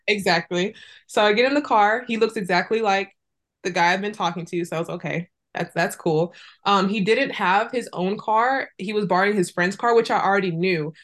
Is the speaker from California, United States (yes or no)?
yes; Fresno, California, United States; moved away as an adult; also born or lived in Irvine; I was growing up in Fresno